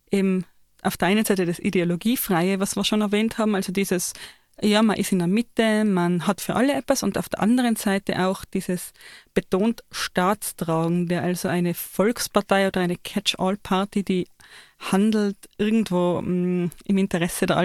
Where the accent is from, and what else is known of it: Austria